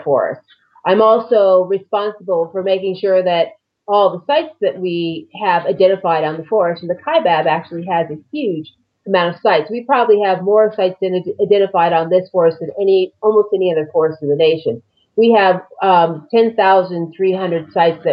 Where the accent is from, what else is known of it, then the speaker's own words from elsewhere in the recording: Los Angeles, California, United States; moved away as an adult; also born or lived in Nevada / Mojave Desert, California; now in Arizona, United States; I'm from California originally. I grew up in the Los Angeles area.